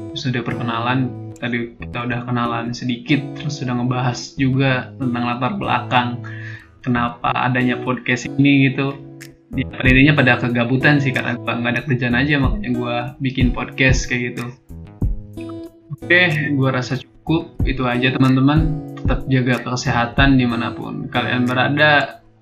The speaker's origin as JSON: {"language": "Indonesian", "town": "Tangerang", "region": "Banten", "country": "Indonesia", "lives_now": "Yogyakarta, Indonesia", "said": "gue asli dari Tangerang Banten dan sekarang sedang menempuh pendidikan di salah satu universitas yang ada di Yogyakarta"}